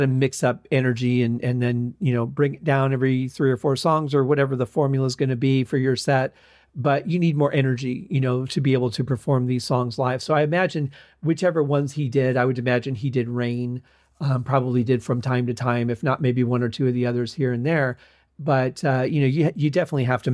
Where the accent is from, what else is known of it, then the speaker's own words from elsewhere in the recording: Michigan, United States; moved away; also born or lived in the desert; growing up in Michigan, we had lots of clouds and things that you could look at. As opposed to now living in the desert